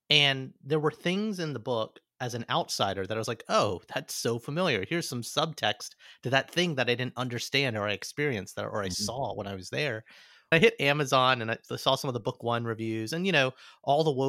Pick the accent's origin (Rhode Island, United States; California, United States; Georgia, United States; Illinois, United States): California, United States; Chinese American by the way of California.